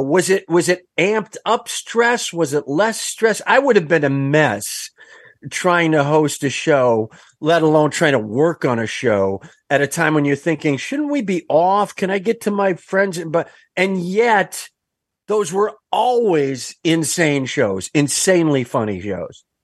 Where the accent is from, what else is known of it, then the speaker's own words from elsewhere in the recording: Kenosha, Wisconsin, United States; I'm from Kenosha, Wisconsin, where they built the American Motors Gremlin